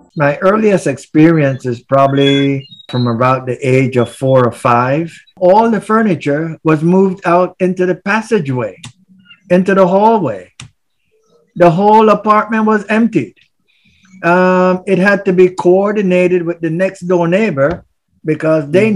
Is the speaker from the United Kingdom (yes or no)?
no; Gamboa, Panama Canal Zone, Panama; now in New Jersey, United States; I grew up in uh, the community known as Santa Cruz. Uh, to the old timers, it was also, also uh, uh called Gamboa. And uh, right now I live in New Jersey.